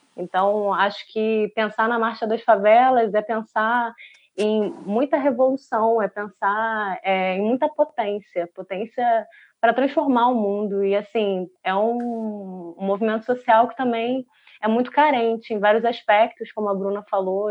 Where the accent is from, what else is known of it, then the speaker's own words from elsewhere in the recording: São Gonçalo, Rio de Janeiro, Brazil; eu sou da periferia, sou de São Gonçalo